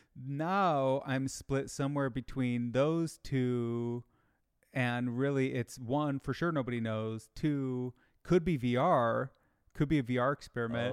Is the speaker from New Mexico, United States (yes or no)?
no; Michigan, United States; I grew up in Michigan